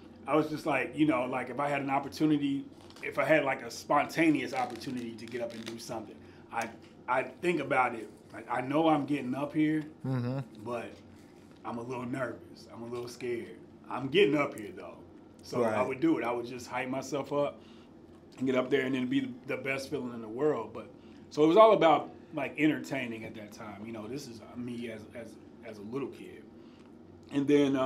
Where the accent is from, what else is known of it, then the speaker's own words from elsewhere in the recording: Madisonville, Kentucky, United States; So I grew up in Western Kentucky, a small town called Madisonville.